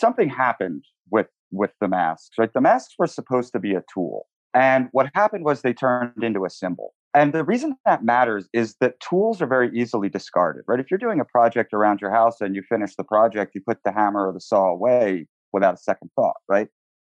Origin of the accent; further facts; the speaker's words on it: New York City, New York, United States; you know, I'm a New Yorker.